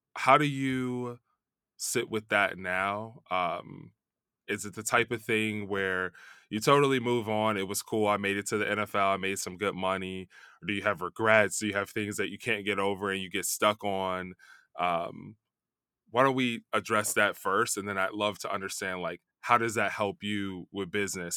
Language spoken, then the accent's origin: English; Chicago, Illinois, United States; also born or lived in New York; now in California, United States; I'm from Chicago